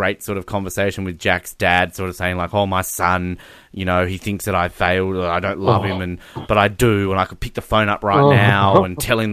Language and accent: English; Australia; We're Australian. We're defending our country